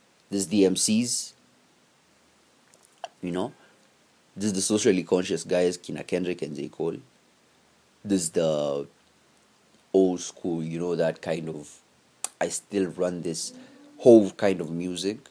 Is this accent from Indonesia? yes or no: no; Kenya; as Kenyan artists